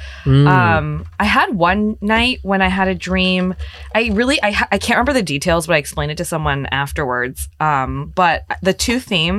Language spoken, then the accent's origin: English; United States; I had to explain someone in Japan I'm Japanese, but I'm Japanese American.